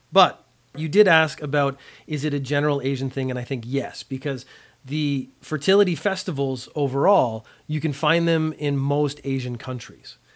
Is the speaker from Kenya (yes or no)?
no; Canada; as a Canadian, we don't study a lot of American history